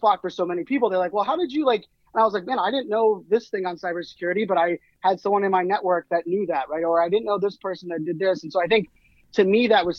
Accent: Pittsburgh, Pennsylvania, United States; moved away; I grew up in Pittsburgh, Pennsylvania

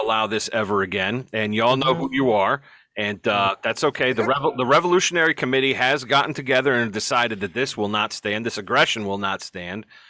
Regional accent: Ohio, United States; we're, we're from Ohio

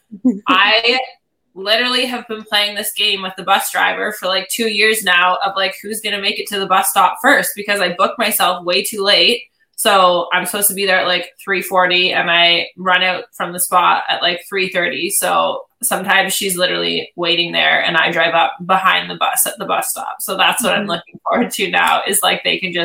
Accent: Ontario, Canada; I am from Ontario

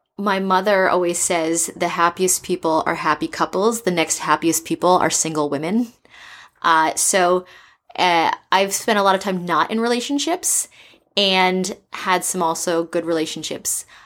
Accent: East Coast, United States; now in San Francisco, United States; I'm from the East Coast, and I've lived in four different countries

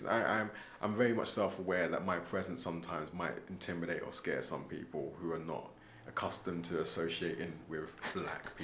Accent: London, United Kingdom; moved away as an adult; now in Scotland, United Kingdom; growing up in London

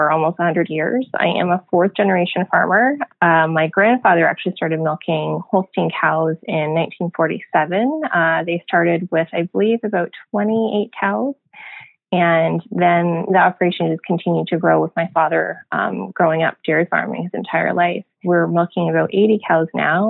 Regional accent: Canada; moved away as an adult; also born or lived in United States; we decided to move back to Canada

